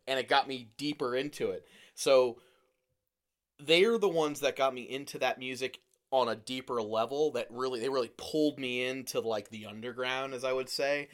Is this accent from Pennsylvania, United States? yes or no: yes; Lehigh Valley, Pennsylvania, United States; I'm from the Lehigh Valley.